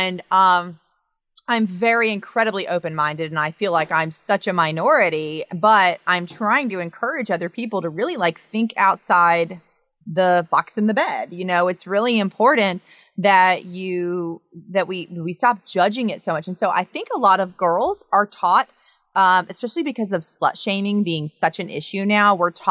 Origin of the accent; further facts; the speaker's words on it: the South, United States; I'm from the South